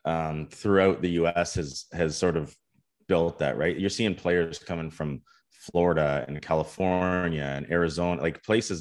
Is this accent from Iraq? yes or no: no; Canada